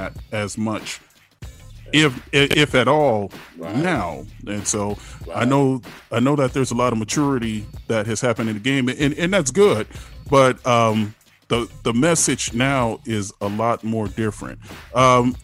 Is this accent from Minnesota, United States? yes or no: no; Oceanside, California, United States; also born or lived in Vista, California; now in Temecula, United States; I live in a place called Temecula now, but I grew up in Oceanside Vista area